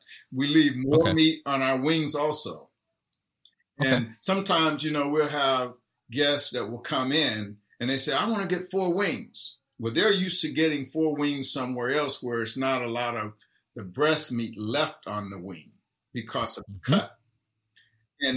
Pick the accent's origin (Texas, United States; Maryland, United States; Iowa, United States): Texas, United States; East; now in Seattle, United States; growing up in a little small town in East Texas where I lived through it